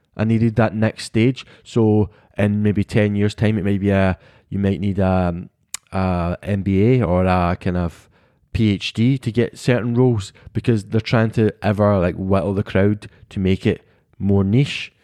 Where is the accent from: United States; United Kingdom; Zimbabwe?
United Kingdom; we, as British people